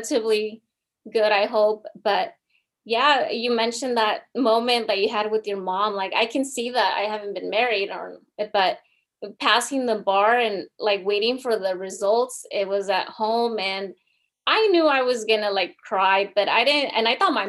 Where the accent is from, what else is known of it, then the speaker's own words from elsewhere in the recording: United States; first language Spanish; English is a second language; My parents are from Mexico, but I obviously was born here in the United States. I'm a second language learner. My parents only speak Spanish